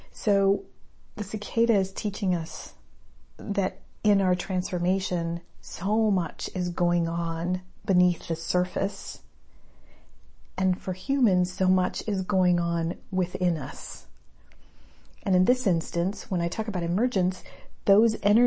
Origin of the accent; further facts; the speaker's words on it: El Paso, Texas, United States; I grew up in El Paso